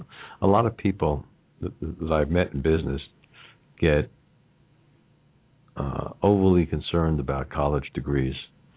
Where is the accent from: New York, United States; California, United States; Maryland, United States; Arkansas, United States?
New York, United States; moved away as an adult; now in Cincinnati, United States; If you can't tell from my accent, I grew up in New York and worked all over the country